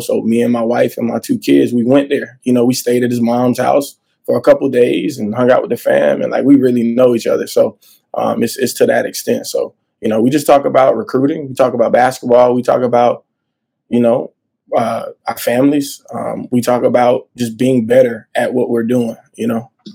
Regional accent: Montgomery, Alabama, United States; I'm from the South. I'm actually from Montgomery, Alabama

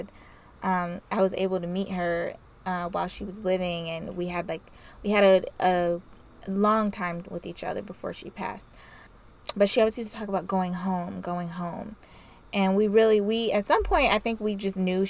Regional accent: the South, United States; I like growing up in the South

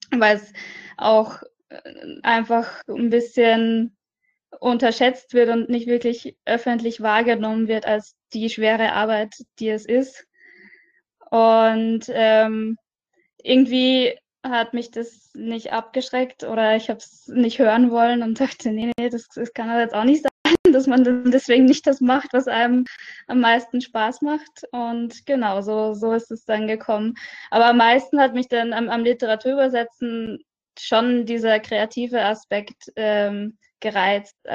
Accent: Austria; now in Düsseldorf, Germany; Ich komme ursprünglich aus Österreich, halb Österreich. Also meine Mutter ist Österreicherin, mein Vater ist Isländer.

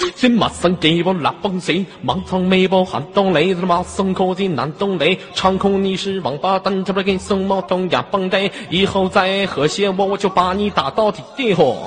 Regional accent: Inner Mongolia, China; 因为我是来自非常美丽的内蒙古大草原

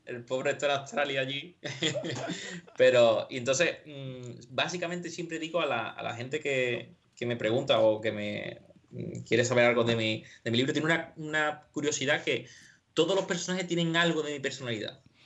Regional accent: San José de la Rinconada, Andalusia, Spain; de mi pueblo, de Rinconada, de San José

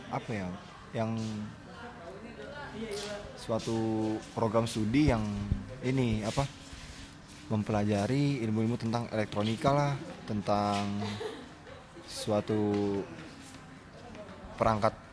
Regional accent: Tangerang, Banten, Indonesia; asal dari Kota Tangerang angkatan 2017.

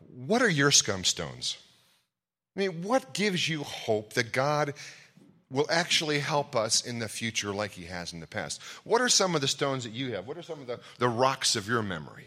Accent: Ohio, United States; I'm from Ohio

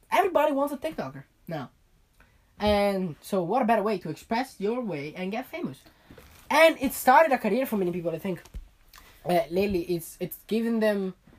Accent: Colorado, United States; I'm from Colorado.

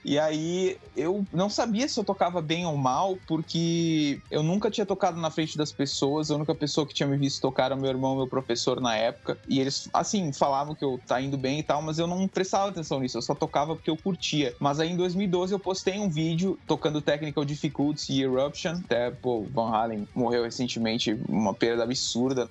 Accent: Bagé, Rio Grande do Sul, Brazil; Nasci em Bagé, no Rio Grande do Sul, tenho 20 anos hoje em dia

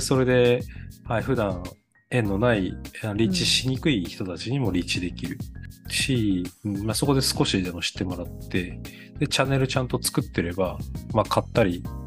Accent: Kanazawa, Ishikawa, Japan; うちの地元の金沢マラソン

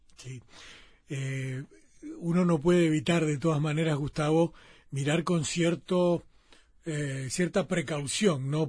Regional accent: Uruguay; para un país como el uruguayo, como el Uruguay, donde eh, de repente eh, a veces parece que nos costará mucho

